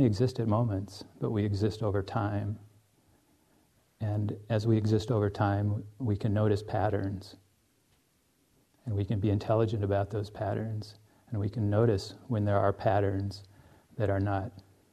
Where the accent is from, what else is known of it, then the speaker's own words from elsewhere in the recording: United States; also born or lived in Finland; as an American